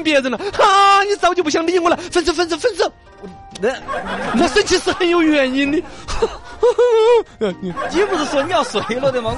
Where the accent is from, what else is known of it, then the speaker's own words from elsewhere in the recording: China; 其实也是我们中国人呢，从购买力达到那个份儿上